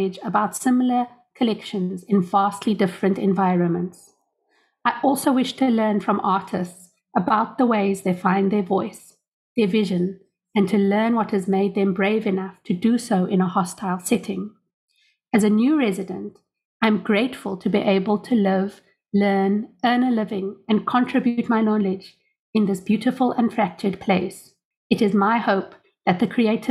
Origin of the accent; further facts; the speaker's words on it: Cape Town, Western Cape, South Africa; I come from Cape Town, South Africa